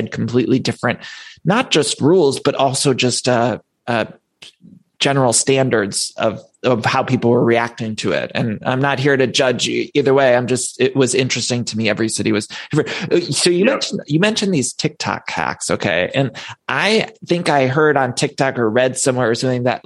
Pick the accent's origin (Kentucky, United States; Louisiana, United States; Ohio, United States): Ohio, United States; Cleveland; I'm from Cleveland